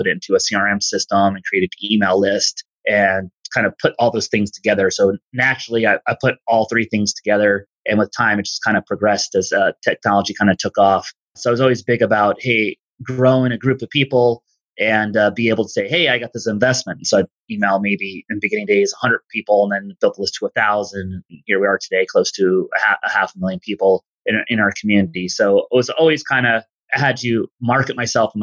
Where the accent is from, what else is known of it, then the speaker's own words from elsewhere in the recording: East Coast, United States; where I grew up in the East Coast, working class family